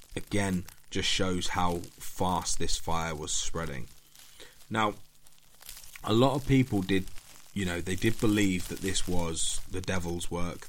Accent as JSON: {"language": "English", "country": "United Kingdom", "said": "being British"}